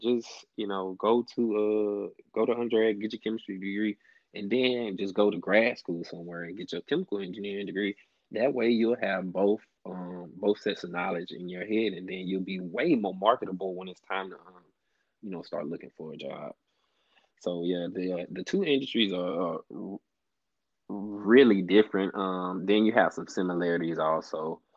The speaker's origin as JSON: {"language": "English", "town": "Alexandria", "region": "Louisiana", "country": "United States", "tie": "born or raised there", "moved": "as an adult", "lives_now": "Houston, United States", "said": "I was born and raised in Alexandria, Louisiana, which is in the middle of the state"}